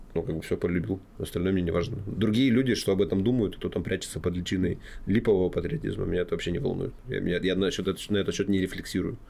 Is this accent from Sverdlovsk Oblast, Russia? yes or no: yes; Kamyshlov, Sverdlovsk Oblast, Russia; моей малой родине, в городе Камышлов